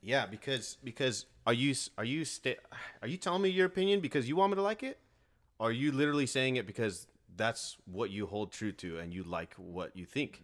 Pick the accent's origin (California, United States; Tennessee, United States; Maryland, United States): California, United States; Riverside; I grew up in Riverside, like downtown Riverside, an apartment complex